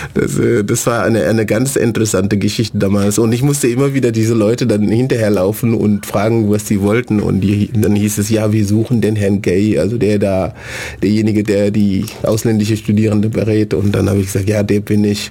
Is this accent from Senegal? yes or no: yes; Senegal; German is a second language; moved away as an adult; also born or lived in Germany; now in Ulm, Germany; ich komme aus dem, aus dem Senegal. Ich bin seit ähm, 19 Jahren hier in, in Deutschland